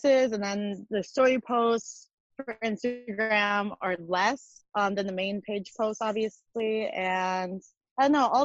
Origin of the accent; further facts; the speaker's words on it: New Richmond, Wisconsin, United States; moved away as an adult; also born or lived in Minnesota; now in Los Angeles, United States; I grew up in a little town called New Richmond, Wisconsin